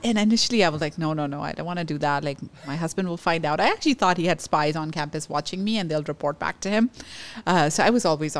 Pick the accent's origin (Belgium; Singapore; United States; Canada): Canada; as a Canadian. And this isn't okay. And I do deserve better.